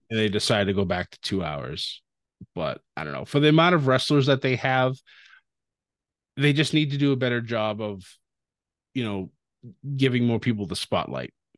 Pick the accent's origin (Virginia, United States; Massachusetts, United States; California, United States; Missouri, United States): Massachusetts, United States; near Worcester; Worcester, Massachusetts, which was right outside my hometown